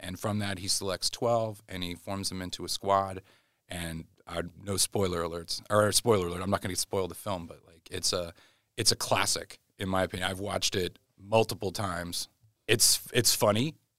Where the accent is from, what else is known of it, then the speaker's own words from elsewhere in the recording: Bonner Springs, Kansas, United States; I'm from Bonner Springs, Kansas.